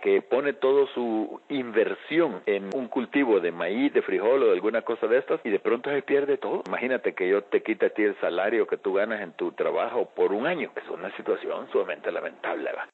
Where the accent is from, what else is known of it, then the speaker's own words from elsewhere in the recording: El Salvador; Aquí en mi país